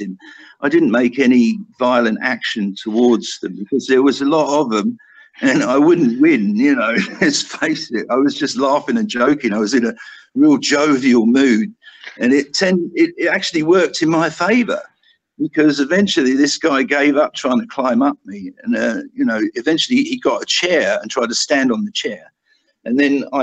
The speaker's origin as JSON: {"language": "English", "country": "United Kingdom", "moved": "yes", "said": "me being a Brit"}